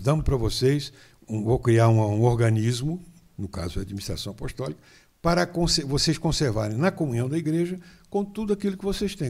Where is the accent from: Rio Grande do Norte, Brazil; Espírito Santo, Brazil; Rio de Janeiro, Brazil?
Rio de Janeiro, Brazil; São Fidélis; De São Fidélis, ali pertinho de Campos, a 48 quilômetros de Campos